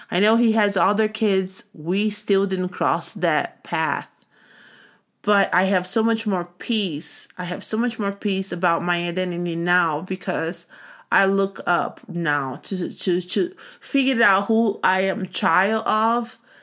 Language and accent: English; Brazil; moved away as an adult; now in United States; I grew up in Brazil